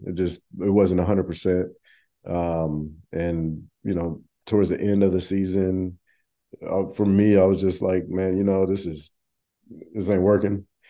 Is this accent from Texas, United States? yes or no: yes; Arlington, Texas, United States; moved away; I grew up in Arlington